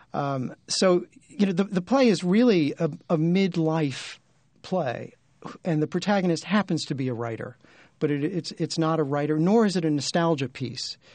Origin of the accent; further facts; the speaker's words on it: New York City, New York, United States; I grew up in Brooklyn